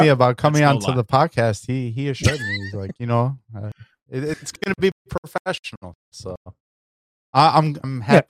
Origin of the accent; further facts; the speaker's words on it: Chicago, Illinois, United States; I'm from Chicago, man. That's how we roll too.